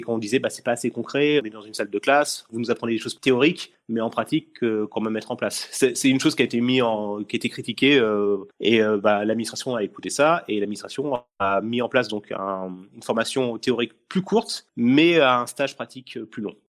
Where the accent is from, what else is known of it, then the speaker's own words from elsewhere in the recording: Essonne, Île-de-France, France; je suis de l'Essonne pour les gens qui nous écoutent. Donc je suis de l'Essonne